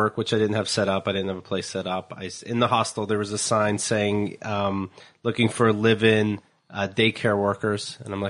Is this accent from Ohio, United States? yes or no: no; Somerset, Pennsylvania, United States; moved away; I grew up in Somerset, Pennsylvania, close to Pittsburgh, but the absolute country.